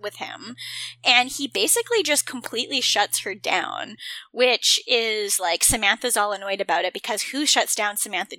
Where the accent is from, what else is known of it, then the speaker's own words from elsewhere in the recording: Canada; I'm Canadian